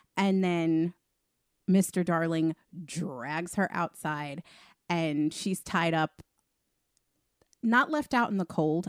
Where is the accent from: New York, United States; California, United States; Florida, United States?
New York, United States; Long Island; we're all obviously from Long Island